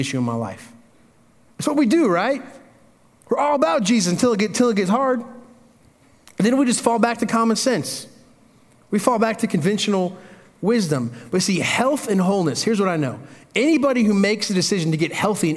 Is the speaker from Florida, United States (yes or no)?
no; Indiana, United States; moved away; I grew up in Indiana. That's country